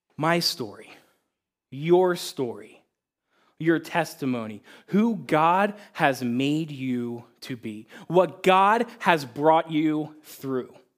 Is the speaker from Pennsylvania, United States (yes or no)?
yes; Pennsylvania, United States; now in Cortland, Ohio, United States; I grew up in a Christ-loving family about thirty minutes northeast of Philadelphia, Pennsylvania